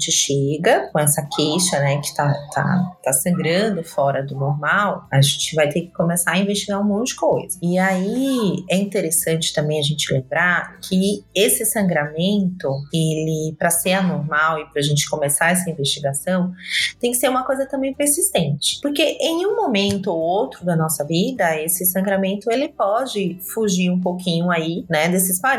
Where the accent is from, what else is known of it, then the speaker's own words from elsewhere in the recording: Salvador, Bahia, Brazil; now in São Paulo, Brazil; Eu sou de Salvador, mas eu já vim aqui para São Paulo também, tem 15 anos que eu tô aqui e é isso.